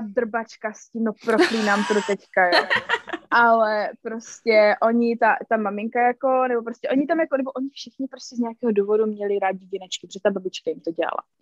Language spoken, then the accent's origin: Czech; Czechia; moved away as an adult; now in United States